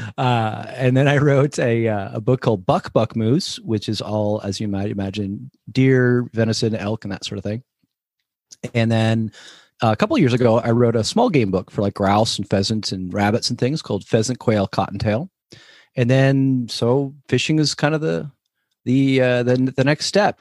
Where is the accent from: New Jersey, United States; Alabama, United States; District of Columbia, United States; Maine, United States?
New Jersey, United States; now in Sacramento, United States; I grew up in New Jersey.